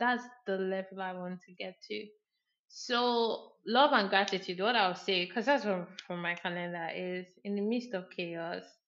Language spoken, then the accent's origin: English; Abia, Nigeria; I'm like Igbo or I'm from Abia State